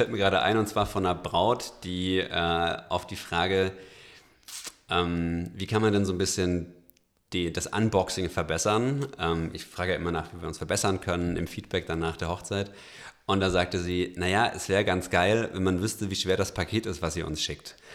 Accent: Bavaria, Germany; Ich komme aus Franken, da ist das alles noch ein bisschen kleiner

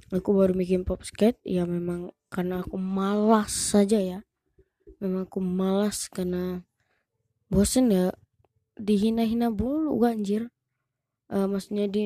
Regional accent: Rejang Lebong, Bengkulu, Indonesia; psbb pun udah dimulai sampai ke ke kota aku gitu kan ke ke apa kabupaten Rejang Lebong gini kan semua wisata di di mana-mana tutup di daerahku juga ditutup

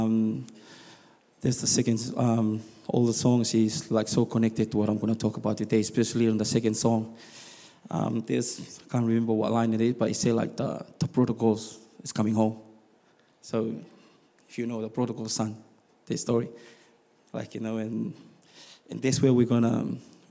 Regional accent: Tonga; also born or lived in Rotorua, New Zealand; now in South Island, New Zealand; I'm from Tonga

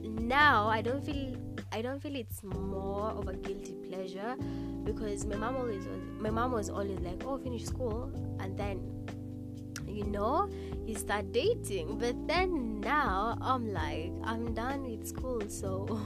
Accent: Kenya; if you've been born and raised in Kenya

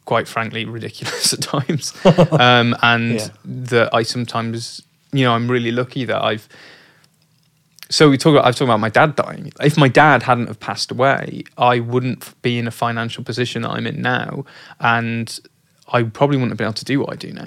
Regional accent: Oldham, North West England, United Kingdom; I'm not from Yorkshire. I'm from Oldham.

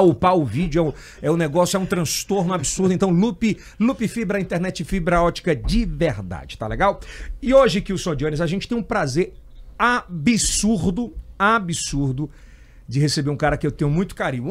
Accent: Ceará, Brazil; também não sou piauiense, sou cearense

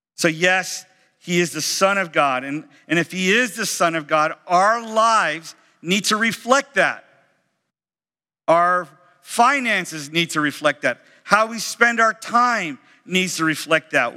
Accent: Sarasota, Florida, United States; I'm from Sarasota, and uh, uh, originally in my home church

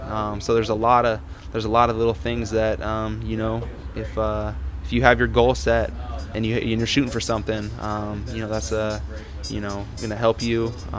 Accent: Madras, Oregon, United States; moved away; growing up in Madras

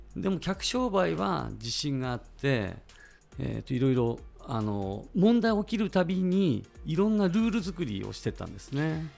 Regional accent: Ishikawa, Japan; 石川県出身でして

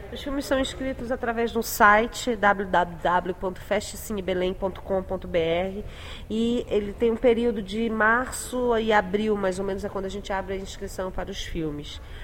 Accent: Belém, Pará, Brazil; moved away; na minha terra

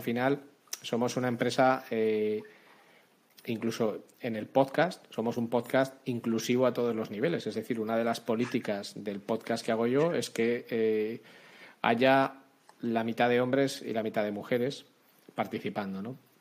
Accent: Spain; soy español, vivo en España desde que nací

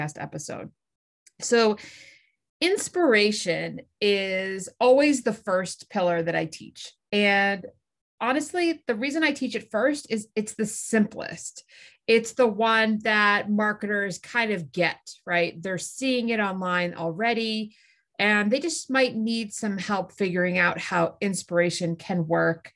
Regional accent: Massachusetts, United States; I grew up in Massachusetts

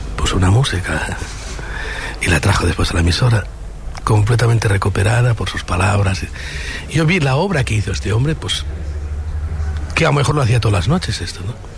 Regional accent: Barcelona, Catalonia, Spain; mi tierra

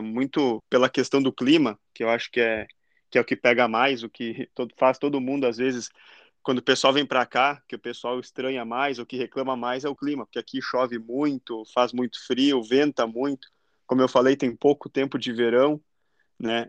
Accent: Lajeado, Rio Grande do Sul, Brazil; moved away as an adult; also born or lived in Guaporé; now in Ireland; sou de Guaporé, né, na Serra Gaúcha, mas eu morei quase a vida inteira em Lajeado

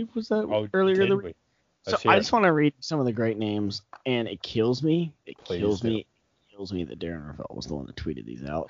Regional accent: Pittsburgh, Pennsylvania, United States; I'm from Pittsburgh

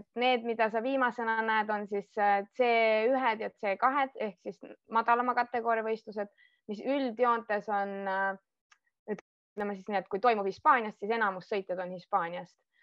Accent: Estonia; moved away as an adult; ma kolisin Eestist ära ma võtsin küll oma koera ja abikaasa kaasa, aga ülejäänud pereelud ja kõik oma sõbrad ma pidin maha jätma

